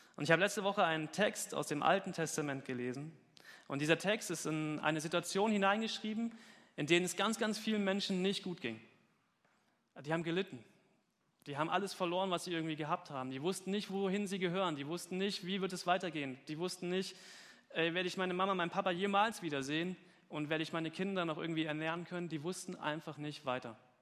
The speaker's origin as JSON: {"language": "German", "country": "Germany", "tie": "born or raised there", "said": "Gemeinde Gottes Dudensberg war meine Heimatgemeinde."}